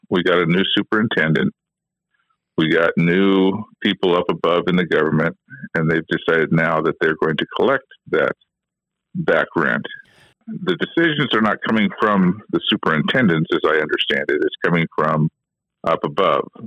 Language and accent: English; Skagway, Alaska, United States; Every one of us are local vendors. We're all from Skagway.